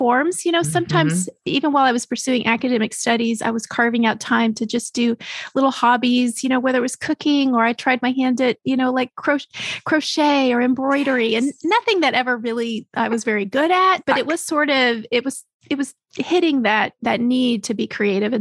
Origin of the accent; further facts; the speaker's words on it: Texas, United States; moved away; also born or lived in Chicago; I grew up in Texas.